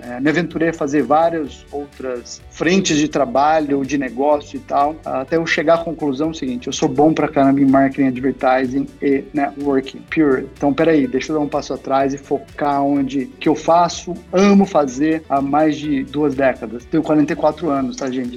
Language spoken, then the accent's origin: Portuguese; Franca, São Paulo, Brazil; moved away; eu sou de Franca, interior de São Paulo também